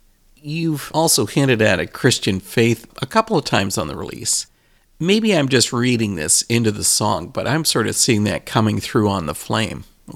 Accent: Canada; I'm Canadian and not American.

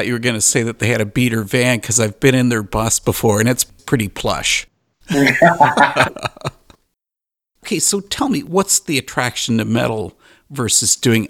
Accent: Canada; I'm Canadian

